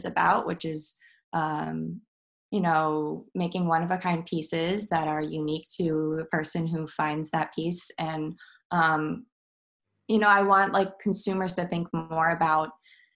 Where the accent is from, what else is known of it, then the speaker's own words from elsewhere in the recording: Midwest, United States; now in Brooklyn, United States; I'm from the Midwest